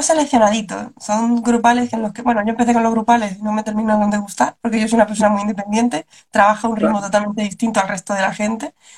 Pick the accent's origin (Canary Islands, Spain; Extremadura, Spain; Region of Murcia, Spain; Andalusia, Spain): Region of Murcia, Spain; Cartagena; moved away; yo empecé en Cartagena, que es de donde yo soy, donde yo era, me mudé, ya no vivo en Cartagena